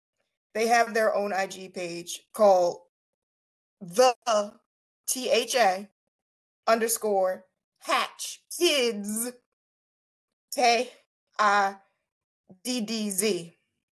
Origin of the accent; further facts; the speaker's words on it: Philadelphia, Pennsylvania, United States; I'm from Philly